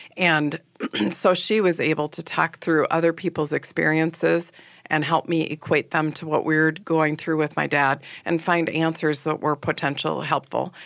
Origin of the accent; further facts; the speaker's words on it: Manitowoc, Wisconsin, United States; now in Minneapolis, United States; I grew up in Manitowoc, Wisconsin, which is on Lake Michigan